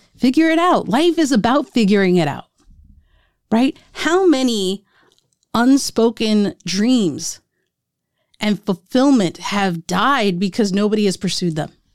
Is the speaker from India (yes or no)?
yes; India; As an Indian, people had, have been wanting, uh, me, my sisters, to get married since we were twenty-one